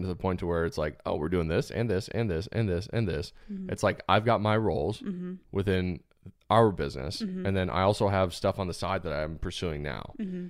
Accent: Arizona, United States; Why would I go to Indiana? I'm from Arizona.

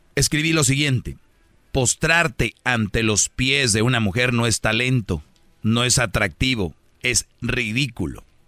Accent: Monterrey, Nuevo León, Mexico; en Monterrey, de donde soy yo

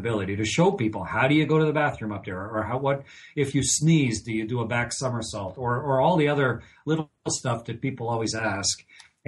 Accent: Canada; moved away as an adult; I'm a Canadian, but I was in the NASA astronaut office for a long time, for over two decades

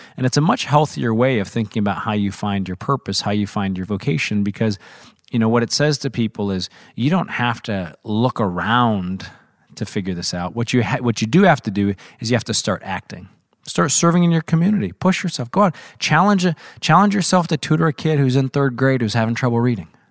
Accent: Missouri, United States; I was very fortunate to grow up in Missouri.

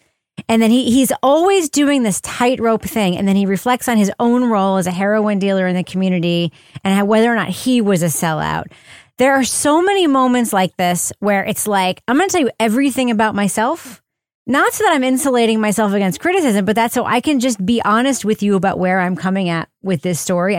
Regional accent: Long Island, New York, United States; I grew up in Long Island, as I've mentioned on the show, and I'm very familiar with Italian communities

